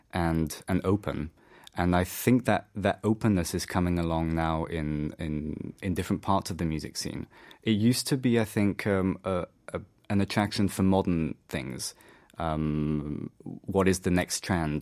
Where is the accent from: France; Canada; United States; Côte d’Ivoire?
France; moved away; also born or lived in England; I'm actually from England and France. I grew up in France